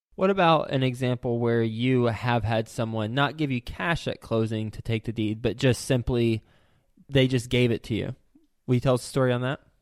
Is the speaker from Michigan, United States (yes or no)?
yes; Flint, Michigan, United States; I was born in Flint.